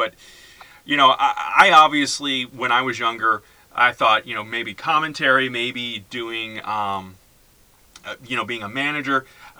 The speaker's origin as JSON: {"language": "English", "town": "St. Louis", "region": "Missouri", "country": "United States", "tie": "born or raised there", "said": "growing up in St. Louis, we had always gone to the Kiel or to the Arena"}